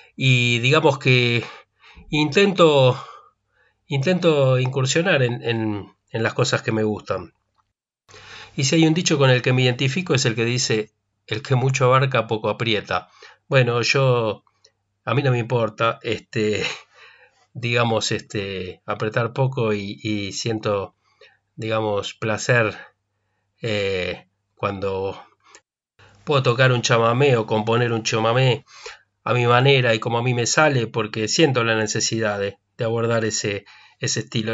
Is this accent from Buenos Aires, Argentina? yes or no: yes; Buenos Aires, Argentina; moved away as an adult; now in Bariloche, Argentina; nací en Buenos Aires, en la capital federal, en 1969